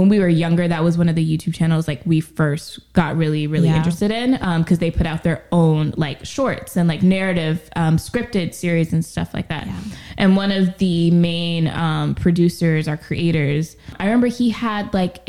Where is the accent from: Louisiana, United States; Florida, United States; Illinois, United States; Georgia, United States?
Louisiana, United States; New Orleans; we're from New Orleans